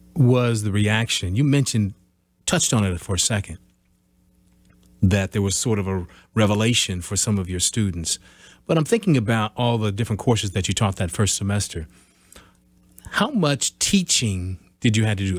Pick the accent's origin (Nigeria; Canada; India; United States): United States; Midwest; I'm from the Midwest. I always lived in the Midwest